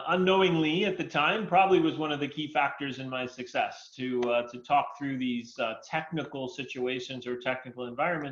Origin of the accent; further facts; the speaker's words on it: New York City, New York, United States; moved away as an adult; also born or lived in Arizona; I was born and raised in New York City, actually